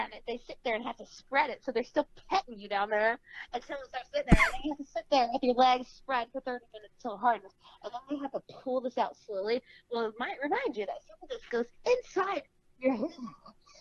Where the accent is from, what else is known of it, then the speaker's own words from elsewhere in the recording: Fort Worth, Texas, United States; I'm from Texas